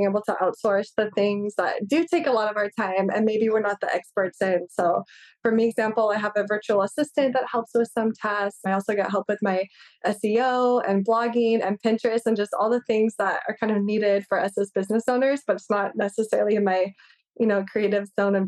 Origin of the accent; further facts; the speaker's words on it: California, United States; moved away as an adult; now in Hawaii, United States; I'm originally from California and I moved out to Hawaii to go to University of Hawaii.